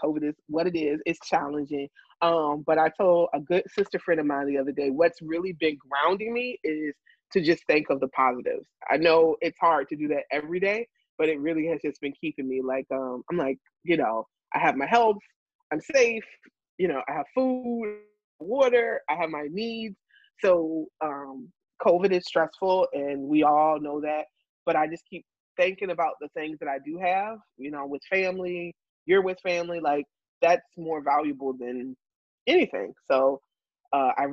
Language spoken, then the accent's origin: English; Chesapeake, Virginia, United States; moved away as an adult; also born or lived in New York; In high school, I wrote for my local paper in Virginia. I'm from Chesapeake, Virginia.